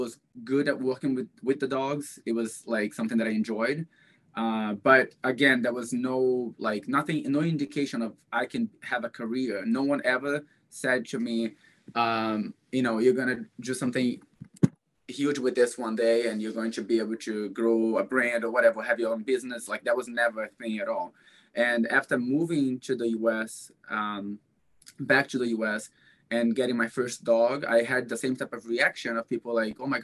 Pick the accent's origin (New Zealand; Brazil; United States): Brazil; moved away; Growing up in Brazil